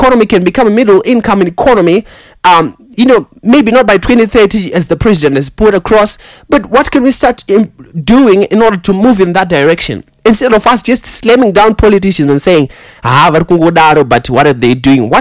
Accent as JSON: {"language": "English", "country": "Zimbabwe", "second_language": "English"}